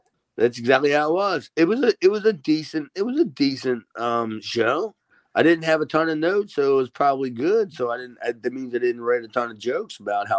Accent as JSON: {"language": "English", "town": "Columbus", "region": "Ohio", "country": "United States", "said": "I'm from Columbus, Ohio."}